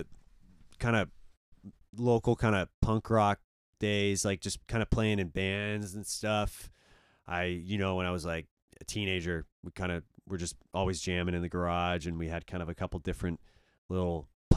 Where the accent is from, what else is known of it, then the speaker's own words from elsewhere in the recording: Belgium; I'd be like, oh, I'm from Belgium.